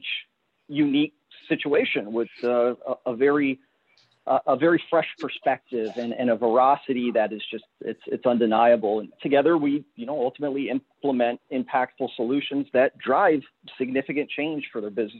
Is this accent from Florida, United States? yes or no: no; New York, United States; moved away as an adult; now in San Francisco, United States; my home state of New York